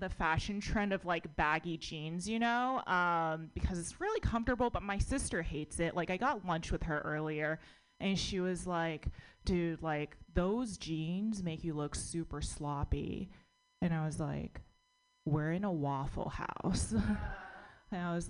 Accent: United States; I was born in America, but my parents are immigrants

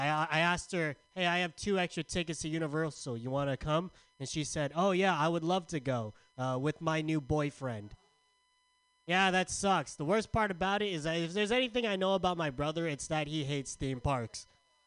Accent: Philippines; I look like both Harold and Kumar. It's called being Filipino, asshole.

